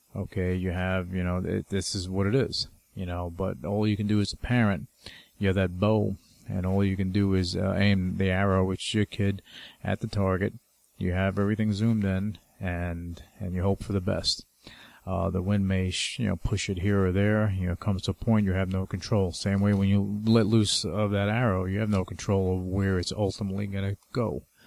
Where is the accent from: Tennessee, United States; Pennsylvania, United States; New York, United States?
New York, United States; I'm from New York